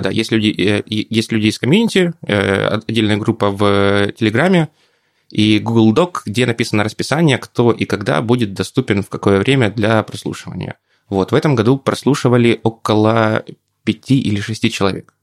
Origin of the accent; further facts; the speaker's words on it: Poltava, Poltava Oblast, Ukraine; moved away as an adult; now in Kharkiv, Ukraine; Полтава мой родной город